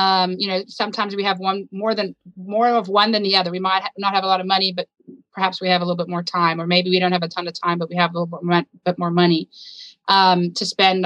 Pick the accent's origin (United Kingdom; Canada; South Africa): South Africa; moved away as an adult; also born or lived in United States; born and raised in South Africa.